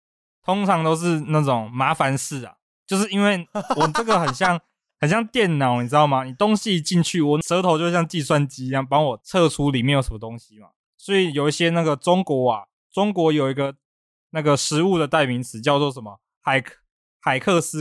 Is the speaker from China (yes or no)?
no; Taiwan; 因为我是台湾的，我不是米其林的